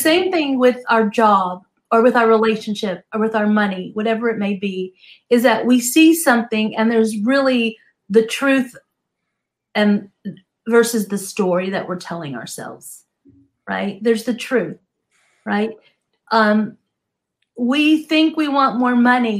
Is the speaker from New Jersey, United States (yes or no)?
yes; New Jersey, United States; now in Southern California, United States; I grew up in New Jersey, so I understand cold.